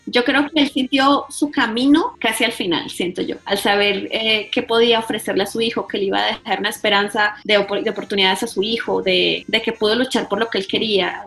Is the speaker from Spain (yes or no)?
no; Colombia; yo soy colombiana